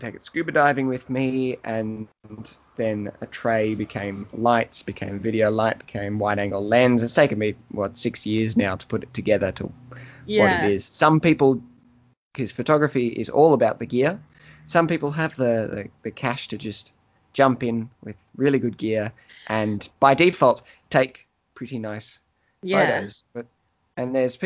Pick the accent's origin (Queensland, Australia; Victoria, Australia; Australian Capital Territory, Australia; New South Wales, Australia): Victoria, Australia; Melbourne; I grew up in Williamstown in Melbourne, and the ocean was right there.